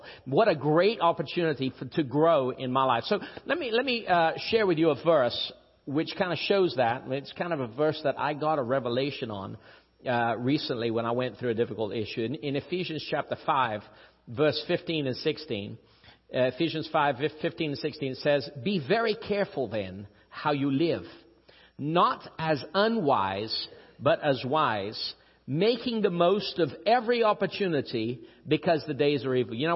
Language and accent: English; Rio de Janeiro, Brazil; I'm from Rio. I was born in Rio. It's the nicest city in Brazil